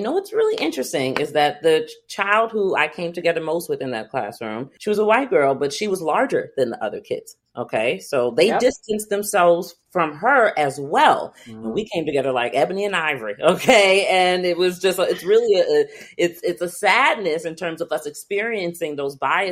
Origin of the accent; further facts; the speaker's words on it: White Plains, New York, United States; I grew up in White Plains, New York